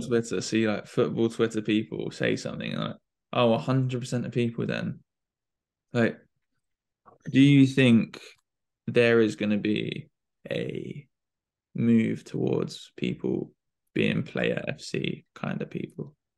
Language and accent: English; United Kingdom; we're we're British